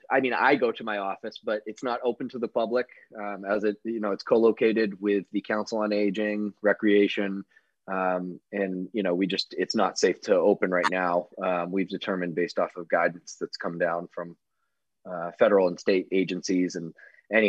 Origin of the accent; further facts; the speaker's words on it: Sandwich, Massachusetts, United States; I grew up on the Cape in Sandwich